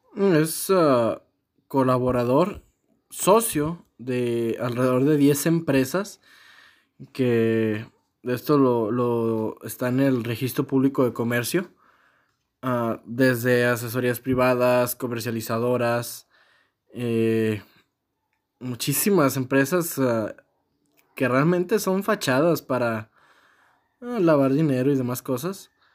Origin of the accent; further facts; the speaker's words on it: Mexico; como mexicano